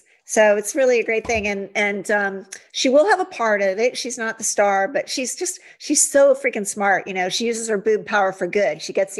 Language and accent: English; Ohio, United States; now in California, United States; I grew up in Ohio and it was all about cheerleaders and tight sweaters and Miss America and all that. And then I came out to California